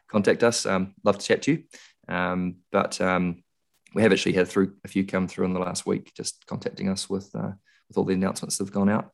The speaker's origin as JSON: {"language": "English", "town": "Christchurch", "region": "Canterbury", "country": "New Zealand", "tie": "born or raised there", "said": "I was born in Christchurch, spent a lot of time there"}